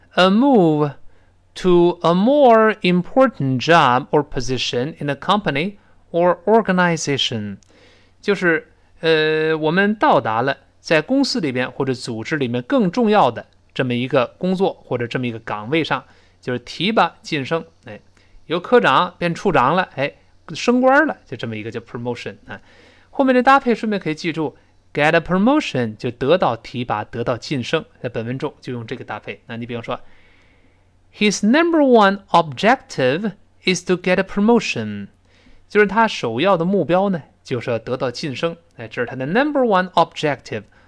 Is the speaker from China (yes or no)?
yes; China; 我们中国人说的这人拉了个大长脸